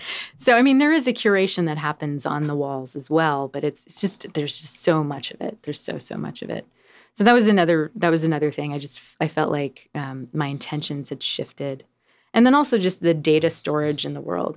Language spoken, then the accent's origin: English; Denver, Colorado, United States; also born or lived in New York; now in Portland, United States; I was born in Denver, Colorado